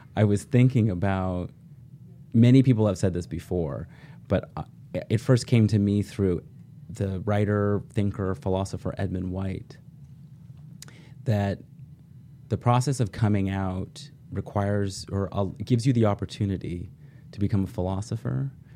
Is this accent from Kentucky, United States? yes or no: no; Oregon, United States; I grew up in Oregon, eldest of four sons.